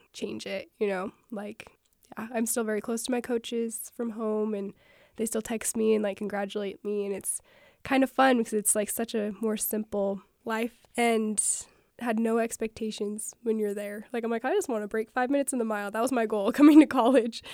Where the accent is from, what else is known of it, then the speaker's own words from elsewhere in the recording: Panguitch, Utah, United States; moved away as an adult; I'm from Penguich